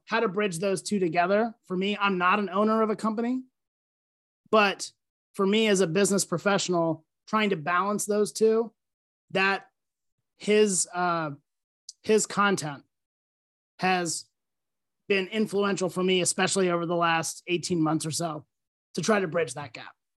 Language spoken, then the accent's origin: English; Lancaster, Pennsylvania, United States; moved away as an adult; also born or lived in West Virginia; I grew up in Lancaster, Pennsylvania